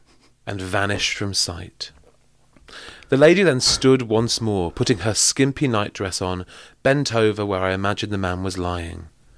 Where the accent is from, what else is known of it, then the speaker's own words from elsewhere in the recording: Manchester, North West England, United Kingdom; We didn't live in the woods. I'm from Manchester. Oh, very, sure. Very urban area.